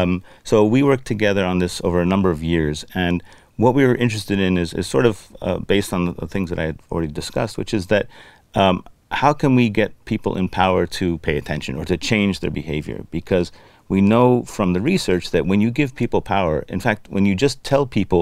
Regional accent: Lebanon; I grew up in Lebanon, which is a country that doesn't have much of a system or much of an ethical structure or even a government

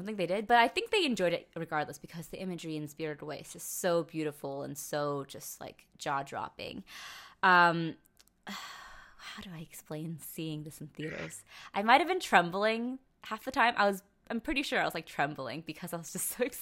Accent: New York City, New York, United States; I feel bad as a New Yorker.

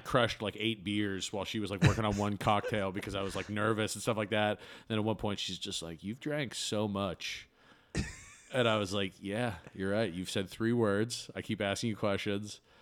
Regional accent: Bangor, Maine, United States; now in Chicago, United States; I grew up in, uh, Maine

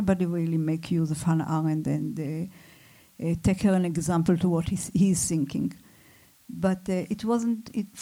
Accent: Israel; I come from Israel

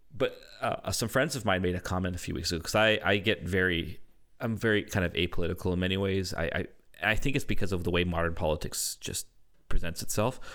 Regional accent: Canada; I'm a Canadian

